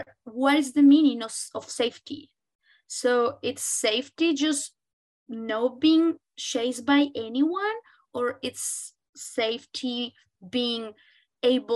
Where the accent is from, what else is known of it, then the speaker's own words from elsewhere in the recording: Colombia; moved away; I come from Colombia